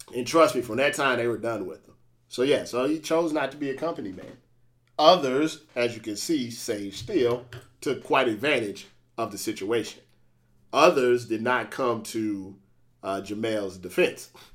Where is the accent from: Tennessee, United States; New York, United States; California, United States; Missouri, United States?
Missouri, United States; St. Louis; I'm from Saint Louis